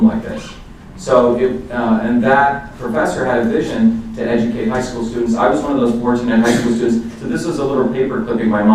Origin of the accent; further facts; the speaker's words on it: Mumbai, Maharashtra, India; moved away; I grew up in India